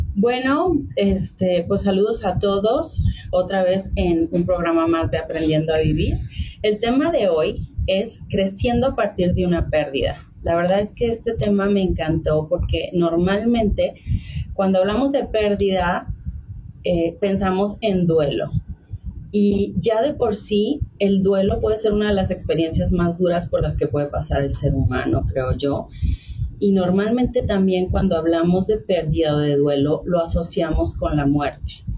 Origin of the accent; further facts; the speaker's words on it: Mexico; todos somos mexicanos